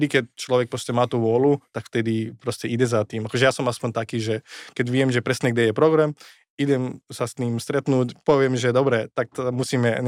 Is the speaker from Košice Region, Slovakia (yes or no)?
yes; Košice, Košice Region, Slovakia; Na Slovensku som vyrastal v Košiciach.